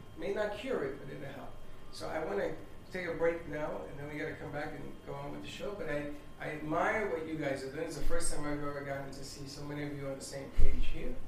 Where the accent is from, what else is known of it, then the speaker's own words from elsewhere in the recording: Puerto Rico; moved away as an adult; Because I came from Puerto Rico.